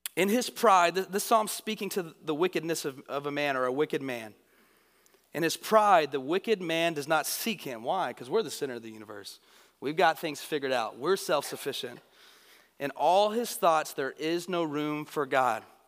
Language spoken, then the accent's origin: English; Northeast Texas, United States; I'm from Northeast Texas